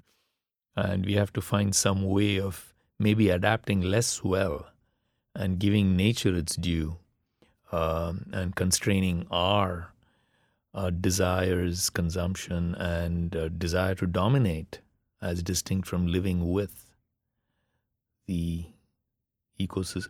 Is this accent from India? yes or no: yes; India; first language Tamil; English is a second language; moved away; growing up in the middle class India that I did, reading all those English novels and all the rest of it, left me in some senses um, very inadequately Tamil